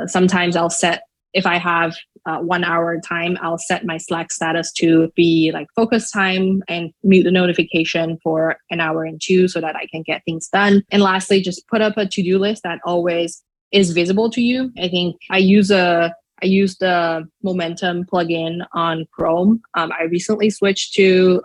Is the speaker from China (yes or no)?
yes; Shanghai, China; English is a second language; now in United States; I'm not a native speaker. I am originally from Shanghai, China. So English is not my mother tongue.